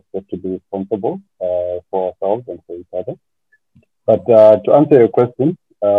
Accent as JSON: {"language": "English", "country": "Zimbabwe", "said": "The company has its roots in Zimbabwe, because that's my home country. That's where I belong, really."}